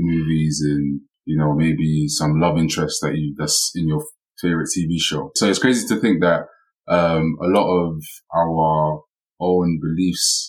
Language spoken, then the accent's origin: English; Nigeria; I'm Nigerian.